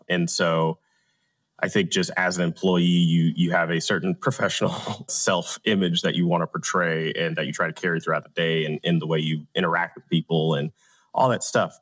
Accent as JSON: {"language": "English", "town": "Atlanta", "region": "Georgia", "country": "United States", "tie": "born or raised there", "said": "I'm from Atlanta. I'm A T L, born, bred, and raised"}